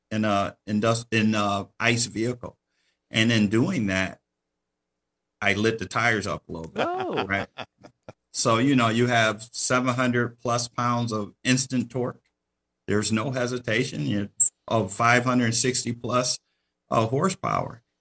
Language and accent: English; Detroit, Michigan, United States; The reason I say that I grew up in Detroit